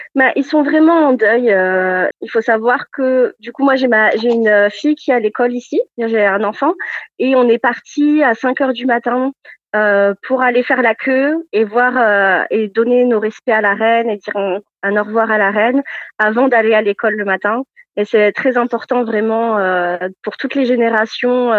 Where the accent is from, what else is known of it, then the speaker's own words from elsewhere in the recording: France; moved away as an adult; also born or lived in Orkney Islands, Scotland; now in Edinburgh, United Kingdom; en tant que Français en Écosse